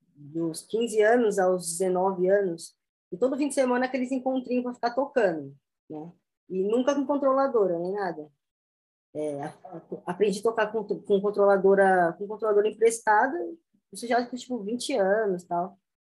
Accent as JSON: {"language": "Portuguese", "town": "Jandira", "region": "São Paulo", "country": "Brazil", "tie": "born or raised there", "also_born_or_lived": "Osasco", "said": "Eu nasci em Osasco, mas fui criado em Jandira"}